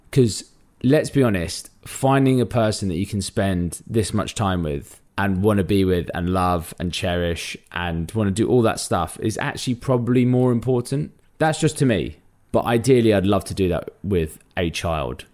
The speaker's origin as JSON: {"language": "English", "region": "London", "country": "United Kingdom", "tie": "born or raised there", "said": "I'm a Londoner through and through, born in and grew up in North London."}